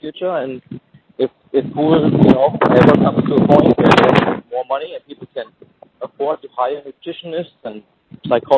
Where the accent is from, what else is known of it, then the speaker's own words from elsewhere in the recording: Jacksonville, Florida, United States; my hometown, in Jacksonville